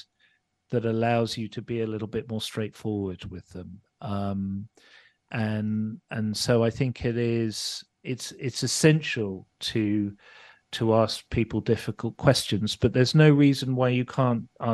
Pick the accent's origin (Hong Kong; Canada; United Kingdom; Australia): United Kingdom; Birmingham, West Midlands; I'm from Birmingham, birthplace of heavy metal, the UK's Detroit